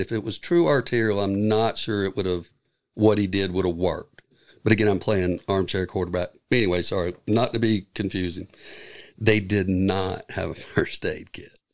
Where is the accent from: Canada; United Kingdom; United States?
United States; I'm from Carolina